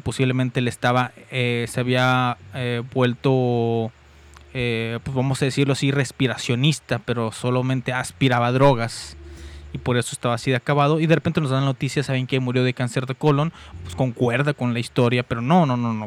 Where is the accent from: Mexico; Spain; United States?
Mexico; aquí en mi amadísimo México